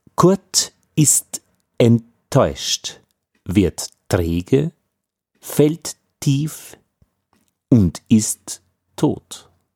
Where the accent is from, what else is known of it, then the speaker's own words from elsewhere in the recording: Austria; als Österreicher